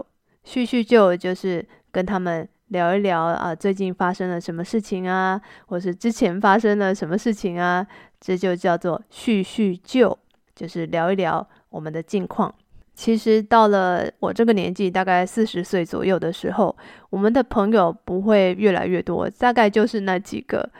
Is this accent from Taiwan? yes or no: yes; Taiwan; moved away as an adult; now in China; 因为这个是我长大的地方。